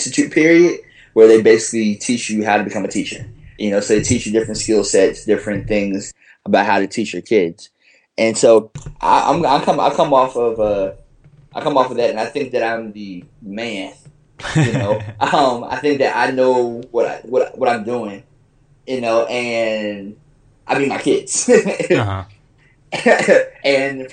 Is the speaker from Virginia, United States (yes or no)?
yes; Fredericksburg, Virginia, United States; moved away as an adult; also born or lived in Greensboro, North Carolina / New Orleans, Louisiana; now in New York City, United States; I'm from Fredericksburg, Virginia. It's a small town, about an hour south of D.C. And, you know, I lived there my whole life until I went to North Carolina A&T